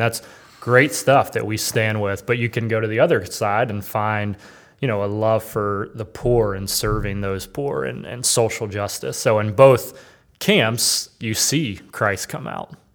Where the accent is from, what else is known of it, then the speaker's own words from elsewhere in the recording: North Carolina, United States; I grew up in North Carolina in kind of the, you know, the South